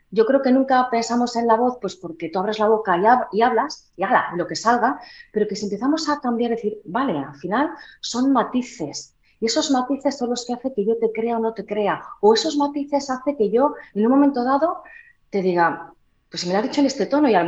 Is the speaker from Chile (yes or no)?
no; Huelva, Andalusia, Spain; veis yo también tenía un acento muy marcado, ¿eh? Yo soy de Huelva.